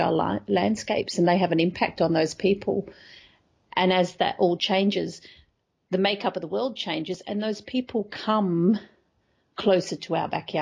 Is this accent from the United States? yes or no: no; Australia; being Australian and coming from a country where there is a lot of scepticism around climate change